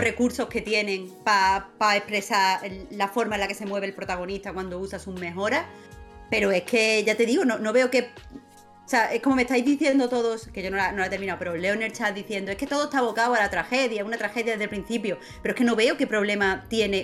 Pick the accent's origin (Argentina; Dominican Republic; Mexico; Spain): Spain; Rincón de la Victoria, Andalusia; also born or lived in Málaga / Cádiz / Puerto Real; Yo soy de Málaga, Málaga, Málaga capital, pero he crecido en el Rincón de la Victoria